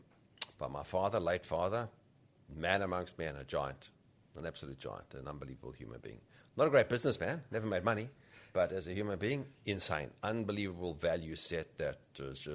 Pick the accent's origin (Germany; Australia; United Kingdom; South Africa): South Africa; moved away; also born or lived in Rhodesia; I grew up in South Africa. I was born in Rhodesia